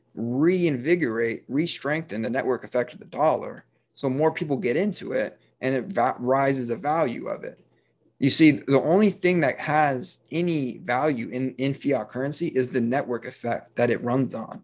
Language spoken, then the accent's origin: English; United States; I am an American